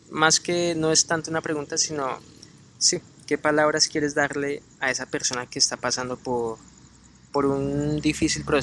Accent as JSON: {"language": "Spanish", "country": "Colombia", "moved": "yes", "said": "Sí, yo no acostumbro, por ejemplo, mucho a abrazarme con mi papá, pero cuando nos vinimos allá de Colombia para acá, eh, uy, ese abrazo duró harto"}